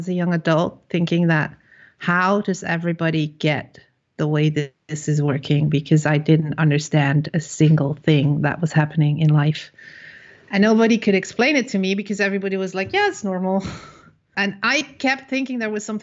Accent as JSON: {"language": "English", "country": "Netherlands", "said": "I am from the Netherlands."}